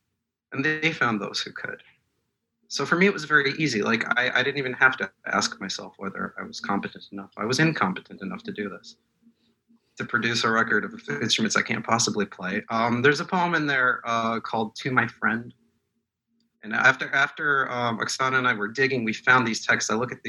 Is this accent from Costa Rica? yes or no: no; Moscow, Russia; born there; first language Russian; English is a second language; And I'm not an Anglophone reader. I was born in Moscow. I speak Russian.